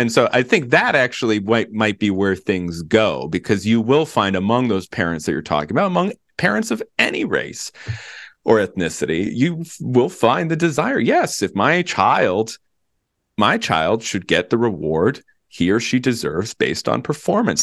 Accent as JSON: {"language": "English", "region": "Virginia", "country": "United States", "said": "my home state of Virginia"}